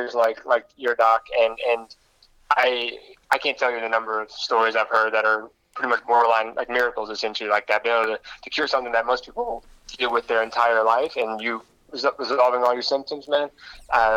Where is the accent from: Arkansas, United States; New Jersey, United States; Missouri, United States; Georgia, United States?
Missouri, United States; Richmond; also born or lived in Las Vegas; I grew up in Richmond, played sports all through Richmond